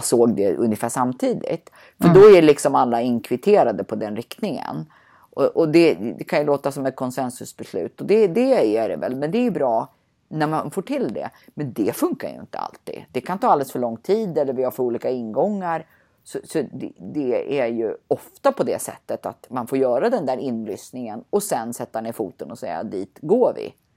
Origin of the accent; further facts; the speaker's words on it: Sweden; som svensk ska man säga nej